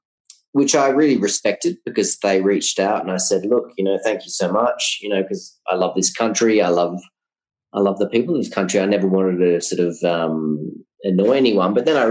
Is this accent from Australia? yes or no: yes; Australia; now in Colombia; Yes, I'm foreigner. Yes, I'm an Australian.